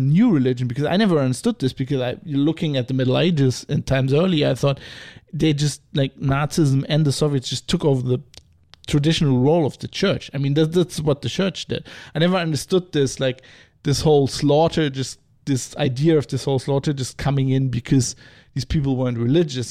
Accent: Rhineland, Germany; I'm from the Rhineland, which is famously a Protestant area

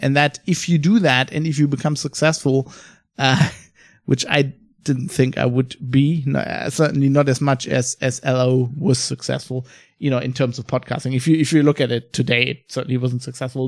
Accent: Germany; also born or lived in Australia / United Kingdom; I live in Germany. I'm fr-, I'm from Germany

